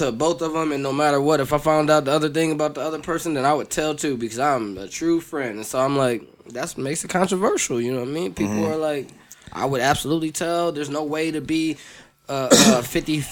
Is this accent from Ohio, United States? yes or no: yes; Toledo, Ohio, United States; I'm from Toledo